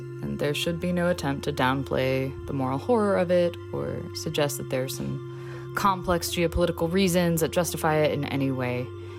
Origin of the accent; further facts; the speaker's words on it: Detroit, Michigan, United States; now in Los Angeles, United States; I'm from Detroit, Michigan, and currently living in Los Angeles, and I'm a playwright. I served in Ukraine as a Peace Corps volunteer from 2008 to 2011. When I was there, I studied the Ukrainian language